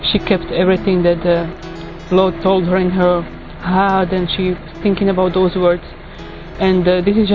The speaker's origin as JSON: {"language": "English", "country": "Slovakia", "said": "I'm from Slovakia"}